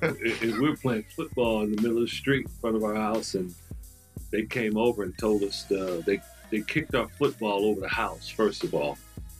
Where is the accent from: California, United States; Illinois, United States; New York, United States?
California, United States; Compton; moved away as an adult; I lived in Compton from about the age of four. Well, let me take that back. About the age of three up until I was 19 years old.